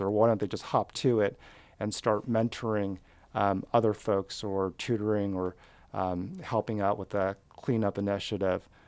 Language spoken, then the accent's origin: English; Southern California, United States; also born or lived in Fremont, Seattle / Wallingford, Seattle; now in Seattle, United States; I grew up in Southern California.